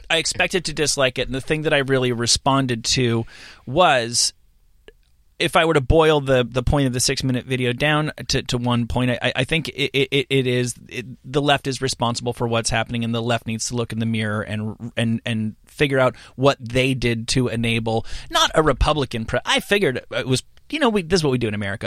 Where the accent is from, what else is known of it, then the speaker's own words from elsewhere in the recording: New Jersey, United States; moved away as an adult; also born or lived in New York; I'm from New Jersey, but I, I was an adult in New, came t-, into adulthood in New York.